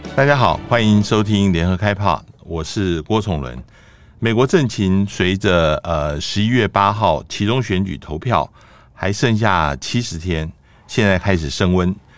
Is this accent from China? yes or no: no; Taiwan; 我们台湾